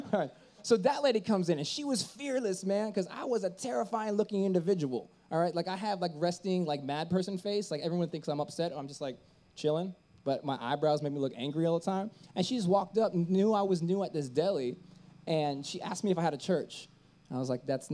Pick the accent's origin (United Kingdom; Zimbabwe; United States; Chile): United States; Tampa, Florida; moved away as an adult; also born or lived in San Francisco; I was born and raised in Tampa, Florida